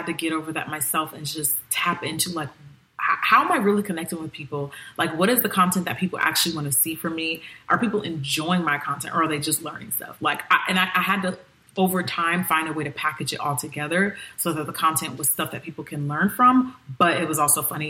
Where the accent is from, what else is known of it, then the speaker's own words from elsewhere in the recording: Nigeria; I'm still Nigerian